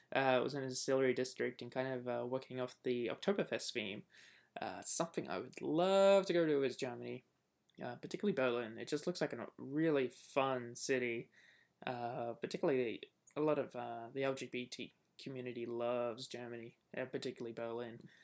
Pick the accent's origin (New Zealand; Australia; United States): Australia; moved away; being Australian